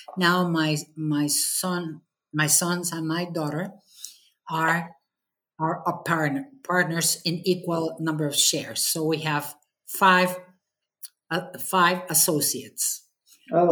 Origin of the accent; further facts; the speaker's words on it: Mexico; I've devoted this association, Mexme, uh, eight years and a half as a chapter president mm-hmm. here in my hometown